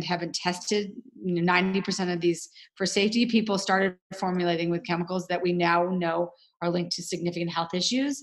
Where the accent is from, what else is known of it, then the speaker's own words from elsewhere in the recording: New York City, New York, United States; now in Los Angeles, United States; I am based in Los Angeles, California, but I am a New Yorker at heart. That's my hometown is New York City.